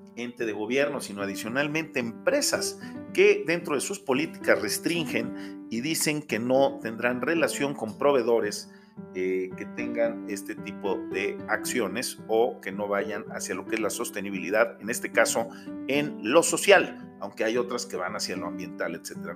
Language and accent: Spanish; Mexico; como América Latina y como México